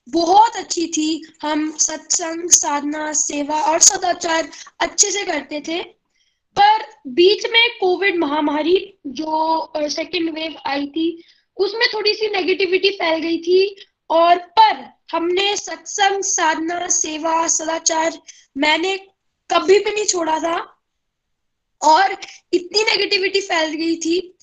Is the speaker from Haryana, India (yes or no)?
yes; Gurgaon, Haryana, India; मैं गुड़गांव से बिलोंग करता हूँ